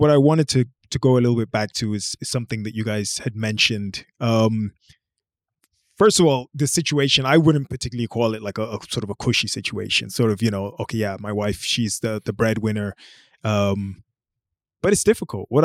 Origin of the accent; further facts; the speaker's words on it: Bahrain; also born or lived in Brazil / Nigeria / United Kingdom; I was born in Brazil. I lived for a while in Nigeria. I lived for a while in the UK. And I spent most of my, most of my childhood in a place called Bahrain, which is in the Mid